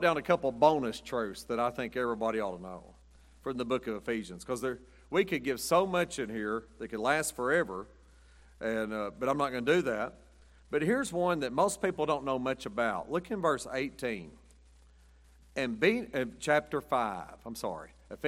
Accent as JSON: {"language": "English", "country": "United States", "said": "I'm an American"}